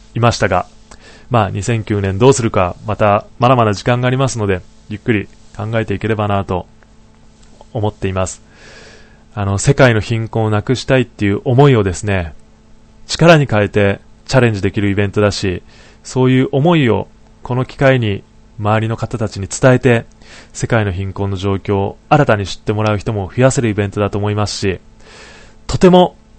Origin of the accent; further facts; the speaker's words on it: Niigata, Japan; now in Tokyo, Japan; 地元の新潟とか今いる東京